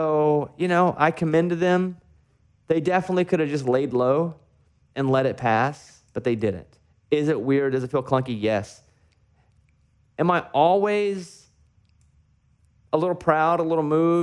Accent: Arkansas, United States; I grew up in Arkansas

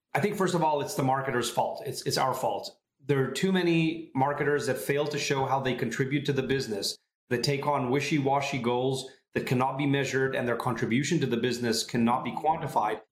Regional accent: Tel Aviv area, Tel Aviv District, Israel; moved away as an adult; now in San Francisco, United States; I'm originally from Israel, uh, the Tel Aviv area

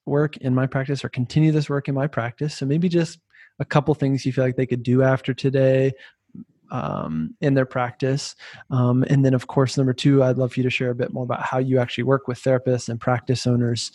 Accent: United States; accent: American; also born or lived in France; my American accent

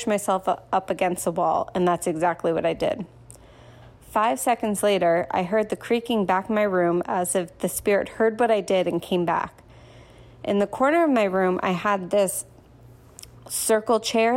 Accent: New Jersey, United States; I'm from New Jersey

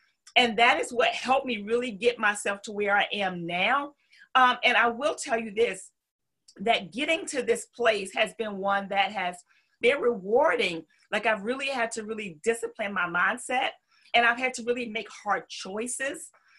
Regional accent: the South, United States; accent: Southern; And because I'm from the South, my accent always, you know, the topic of conversation in the corporate world.

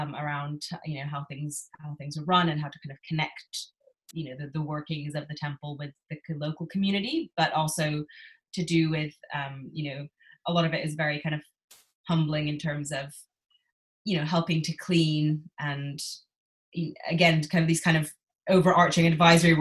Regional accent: New York, United States; moved away as an adult; also born or lived in Japan; now in London, United Kingdom; I actually grew up in New York mostly. But in the past few years, I've been living and working in London

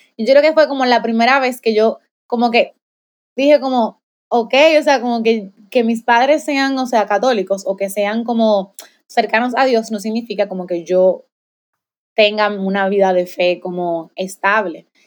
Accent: Dominican Republic; soy de República Dominicana, tengo 25 años, soy maestra

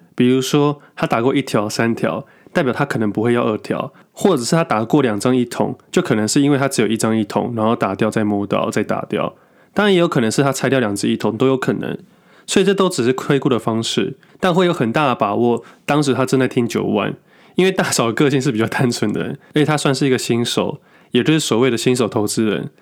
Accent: Taipei, Taiwan; moved away; 我小时候是住台北，后来才搬家的

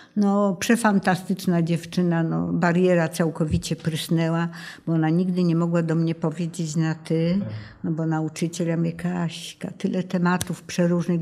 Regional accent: Tarnów, Lesser Poland, Poland; born or raised there; also born or lived in Zhovkva, Ukraine / Krynica Górska

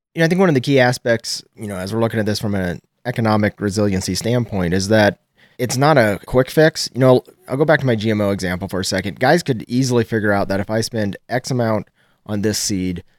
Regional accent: Nebraska, United States; I'm from Geltner, Nebraska. It's about an hour west of Lincoln

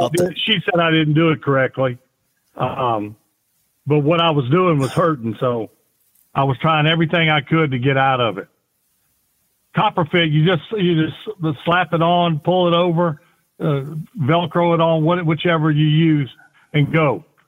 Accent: Kiln, Mississippi, United States; also born or lived in Gulfport, Mississippi; I was born in Gulfport, Mississippi, which is right smack dab on the Gulf of Mexico. Uh, I grew up about 20 minutes east, excuse me, west of there

